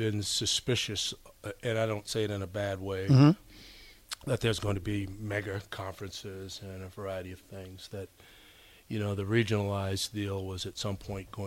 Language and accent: English; Massachusetts, United States; also born or lived in New York; I was originally from New York, yeah, but I grew up in Massachusetts